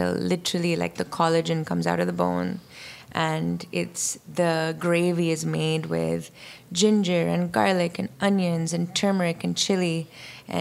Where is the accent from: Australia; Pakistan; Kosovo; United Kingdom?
Pakistan; Karachi, Sindh; moved away as an adult; also born or lived in New York, United States; now in United States; I grew up in Karachi, which is a metropolitan city.